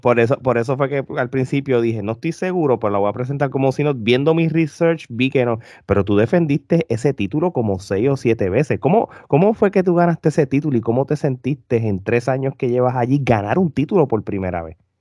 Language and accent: Spanish; Puerto Rico; somos tres puertorriqueños